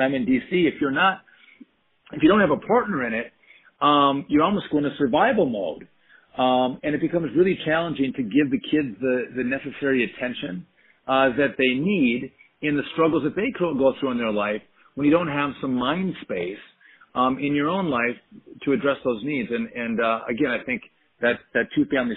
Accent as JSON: {"language": "English", "region": "Wisconsin", "country": "United States", "said": "I come from Wisconsin"}